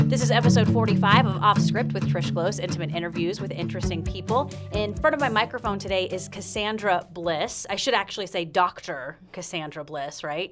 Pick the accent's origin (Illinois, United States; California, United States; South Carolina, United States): South Carolina, United States; moved away; I'm from South Carolina